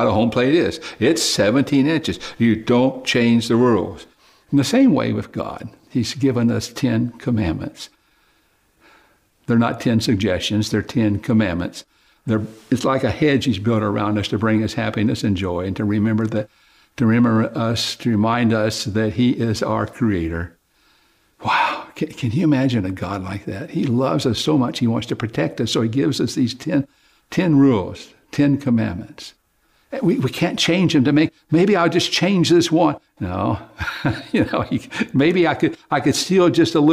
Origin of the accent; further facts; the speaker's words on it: Oklahoma, United States; I grew up in Oklahoma, and I used to help my dad build fences